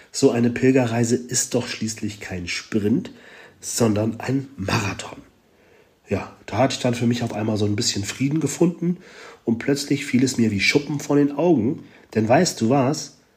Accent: Hamburg, Germany; hier in Galicien, das ist schon so ein bisschen wie bei uns in Hamburg, ne?

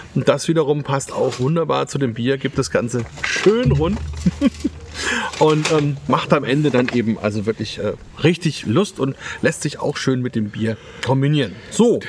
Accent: Franconia, Bavaria, Germany; hier bei uns in Franken

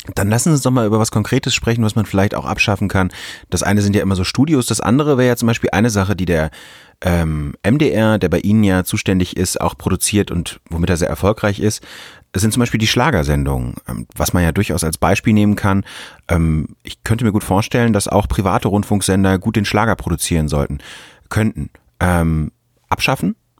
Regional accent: North Rhine-Westphalia, Germany; moved away; ich komme jetzt aus Nordrhein-Westfalen ursprünglich

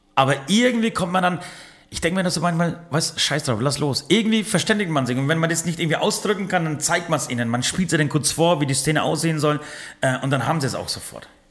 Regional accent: Poland; moved away; ich komme aus Polen

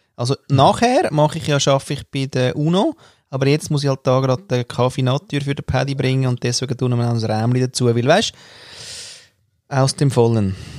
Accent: Austria; moved away; als Österreicher

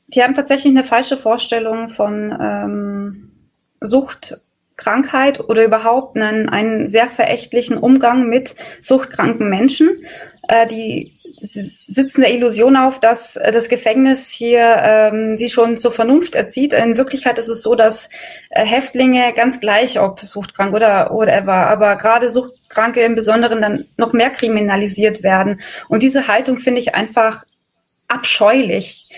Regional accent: Bavaria, Germany; bei uns in Bayern

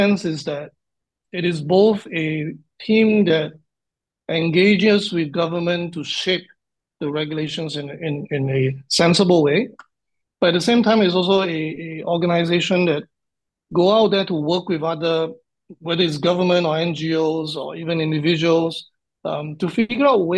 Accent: Singapore; also born or lived in Fukuoka, Japan; Born and bred in Singapore

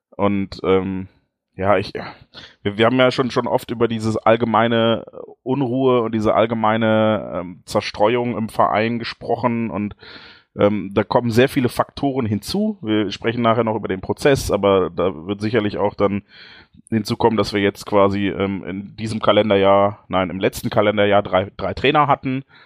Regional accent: Dortmund, North Rhine-Westphalia, Germany; bei uns in Dortmund

